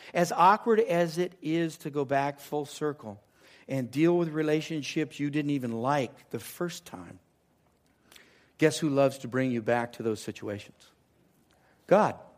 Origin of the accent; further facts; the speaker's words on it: Southern California, United States; moved away as an adult; It's down in Southern California.